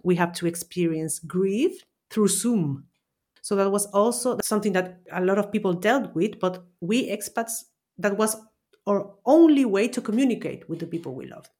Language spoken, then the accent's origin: English; Chile; also born or lived in Austria; now in Valencia, Spain; I'm originally from Chile, Austrian citizen, and I'm currently living in Valencia, Spain, for almost three years